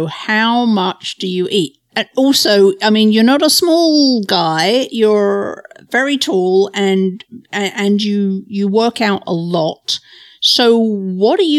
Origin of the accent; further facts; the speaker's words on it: England, United Kingdom; I'm English.